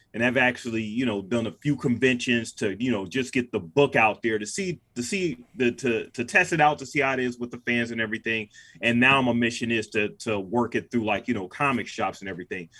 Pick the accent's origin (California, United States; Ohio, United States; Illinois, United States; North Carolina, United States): Ohio, United States; Cleveland; I'm from Cleveland